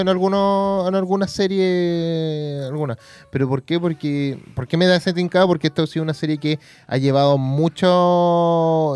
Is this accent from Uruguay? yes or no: no; Chile